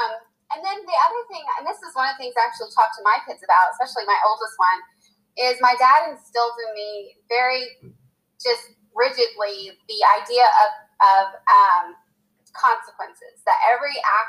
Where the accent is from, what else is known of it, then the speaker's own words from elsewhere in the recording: Clovis, New Mexico, United States; born there; also born or lived in California; So we moved, I was born in Clovis, New Mexico. Then we moved to California. We were there for 3 years and actually lived on a military base